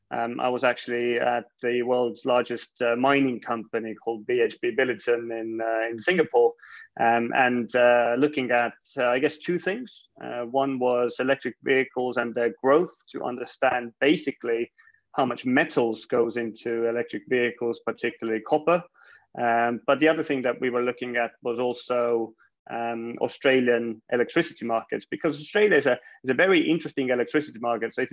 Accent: Estonia; we I guess originally from Estonia, but um, I guess I've spent most of my career uh, outside of Estonia and the Baltics.

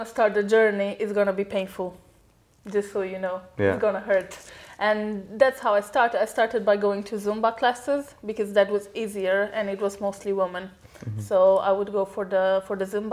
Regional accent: Romania; moved away; I'm originally from Romania. It's an Eastern European country

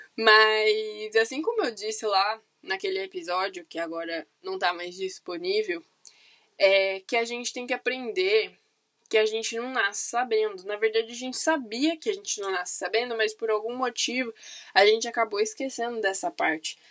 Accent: São Paulo, Brazil; also born or lived in Campinas; Eu sou de São Paulo, capital

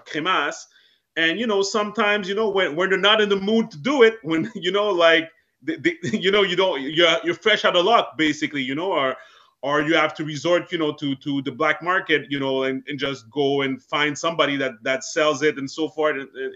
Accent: Montreal, Quebec, Canada; I was born and raised in Montreal, Canada

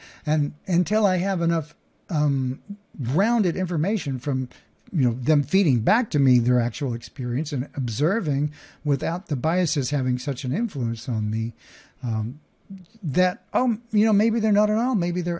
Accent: Oklahoma, United States; there's a thing called a Southern accent, and I grew up in Oklahoma. And so while that's not exactly a Southern one, it is definitely one, and it's one that I know pretty darn well, because I was there.

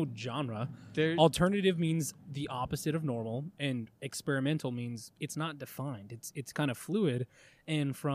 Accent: Goodyear, Arizona, United States; I'm from Goodyear, you know, I'm from the fucking country west side

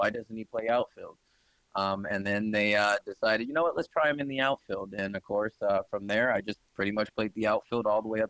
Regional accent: Tucson, Arizona, United States; also born or lived in Des Moines, Iowa; I am born and raised in Tucson, Arizona.

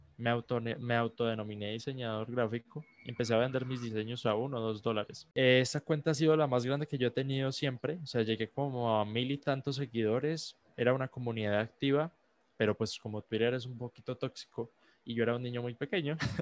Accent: Colombia; soy un joven de, de, 16 años, soy colombiano

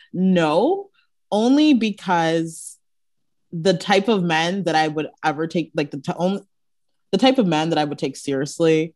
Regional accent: Brampton, Ontario, Canada; moved away as an adult; now in Toronto, Canada; I live in Toronto now, but growing up in Brampton, we all knew each other for years

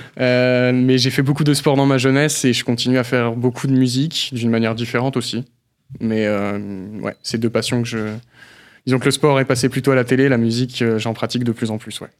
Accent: Belfort, Bourgogne-Franche-Comté, France; moved away as an adult; also born or lived in Brittany (family origin); date de naissance le 29 mai 1994. le lieu à Belfort.

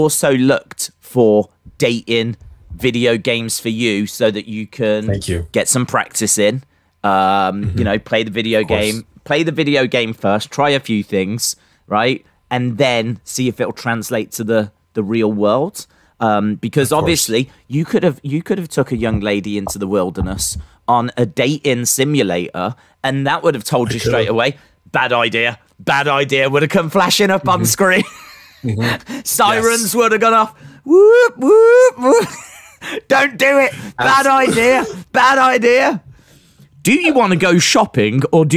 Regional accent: England, United Kingdom; I'm English

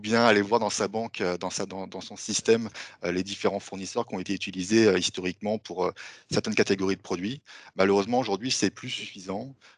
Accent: France; accent: French; moved away as an adult; now in Montreal, Canada; vous allez voir que j'ai un petit accent français. Ça fait maintenant dix ans que je vis à Montréal

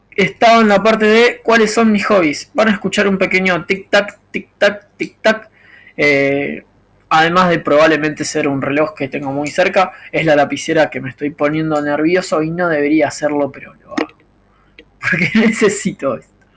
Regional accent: Argentina; soy argentino

